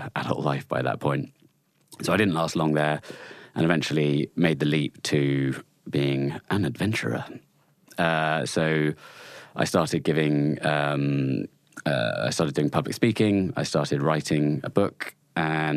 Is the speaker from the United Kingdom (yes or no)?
yes; Chalk Valley, Wiltshire, South West England, United Kingdom; I grew up in the Chalk Valley in Wiltshire, just on the sort of Wiltshire-Dorset border.